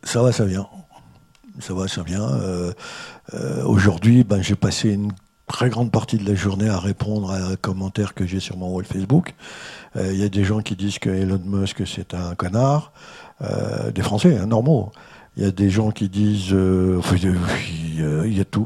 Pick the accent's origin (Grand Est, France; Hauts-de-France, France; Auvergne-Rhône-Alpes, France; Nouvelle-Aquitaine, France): Hauts-de-France, France; the North; moved away; je suis originaire du Nord, donc je suis un ch'ti